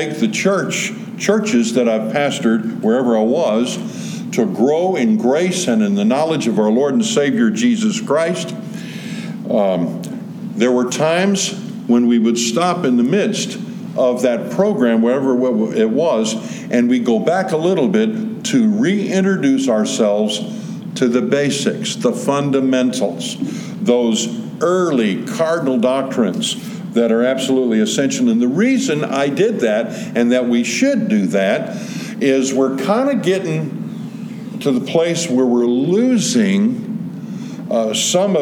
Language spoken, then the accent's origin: English; Southern California, United States; born or raised there